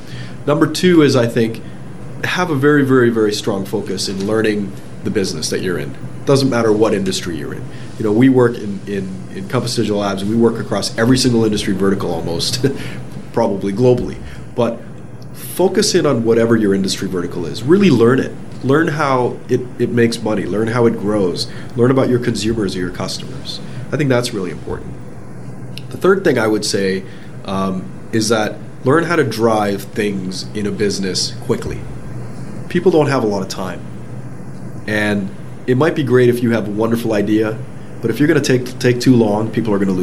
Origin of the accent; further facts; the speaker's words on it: Toronto, Ontario, Canada; also born or lived in London, England; I'm a kid from Scarborough. That's kind of where I grew up.